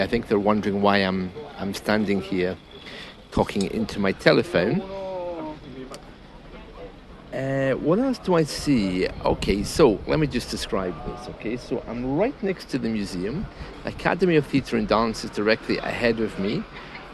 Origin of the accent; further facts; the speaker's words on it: United Kingdom; I'm British.